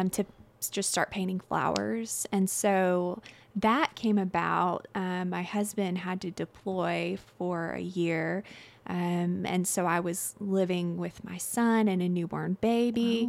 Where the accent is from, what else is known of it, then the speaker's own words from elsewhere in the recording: Little Rock, Arkansas, United States; moved away as an adult; I'm originally from Little Rock, Arkansas, and my husband, Ben, is in the Army, so we move all over um, every couple of years or every year.